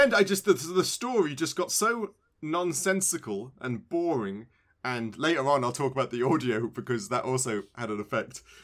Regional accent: United Kingdom; I'm British

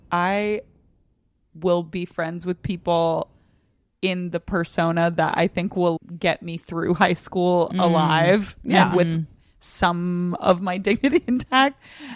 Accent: Virginia, United States; Northern Virginia.

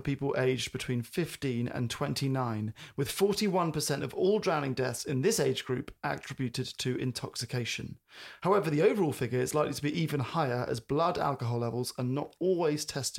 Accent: London, United Kingdom; even growing up in London

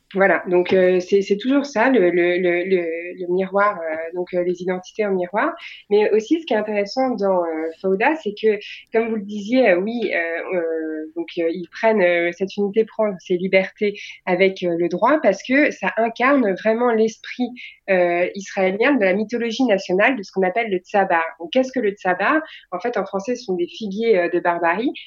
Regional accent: France; on est des Français

